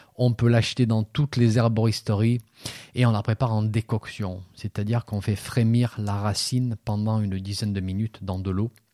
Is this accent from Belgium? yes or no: no; France; chez nous en France